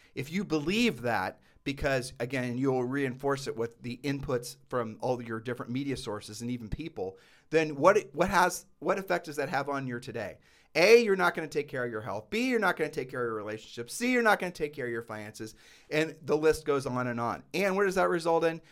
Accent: Ohio, United States; moved away; we're from Ohio

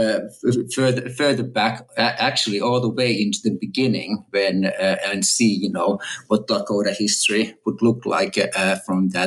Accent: Finland; moved away as an adult; also born or lived in Texas, United States / California, United States; now in Oxford, United Kingdom; I'm a native Finn. And I grew up in Finland and went to school in Finland

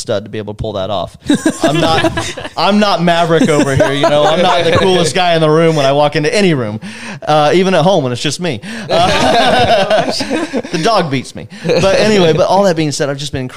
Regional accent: Polk County, Florida, United States; also born or lived in Los Angeles, California; I was born and raised in Polk County, but when I was 8 years old, my dad took a job as the head of construction for a mission agency. Mm-hmm. And so we moved out to Los Angeles for a few years and thankfully just a few years.

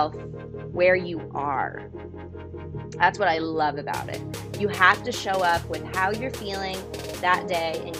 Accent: near Los Angeles, Southern California, United States; now in New York, United States; I'm originally from Southern California. So I grew up in a little town called Gore Hills, right outside of LA, still kind of in LA County though

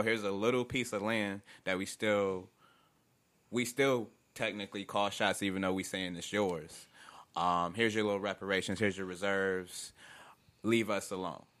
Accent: upstate New York, United States; Growing up in New York, man, upstate where I was from at on um, the west side

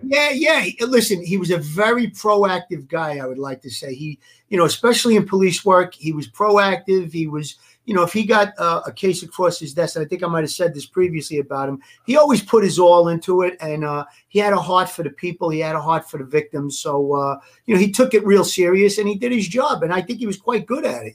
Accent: New York City, New York, United States; I come from Gravesend as well, and I actually rubbed elbows with Larry growing up

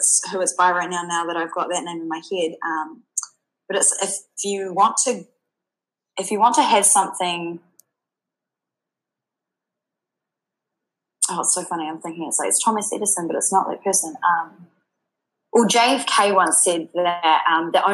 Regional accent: New Zealand; accent: New Zealand; moved away as an adult; also born or lived in England; my accent is from New Zealand.

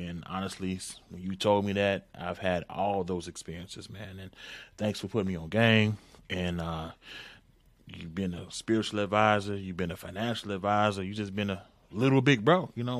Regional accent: Chicago, Illinois, United States; also born or lived in Homewood, Illinois / Miami, Oklahoma; from the West Side, went to Homewood Flossmoor on the South Side, South Suburbs, about 4 years.

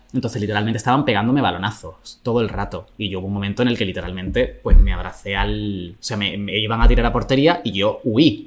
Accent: Jerez de la Frontera, Andalusia, Spain; en Jerez, que es de donde yo soy

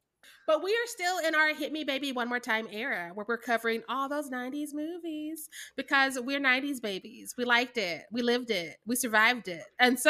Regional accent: Missouri, United States; also born or lived in Chicago; Yeah, I'm from Missouri

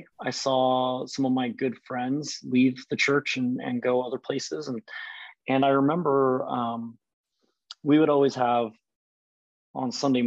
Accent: Colorado Springs, Colorado, United States; moved away as an adult; also born or lived in Boise, Idaho / Kansas City; now in Portland, United States; I grew up in Colorado Springs

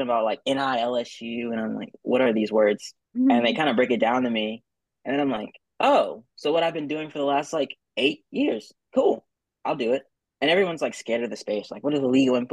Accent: Houston, Texas, United States; also born or lived in New Orleans, Louisiana, United States; I went to high school in Houston. I was born in New Orleans, but then Katrina hit

